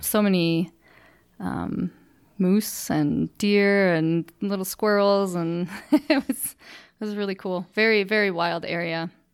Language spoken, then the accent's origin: English; Freeport, Illinois, United States; now in Cheyenne, United States; I'm from Freeport, Illinois, which is a small town in, uh, northwest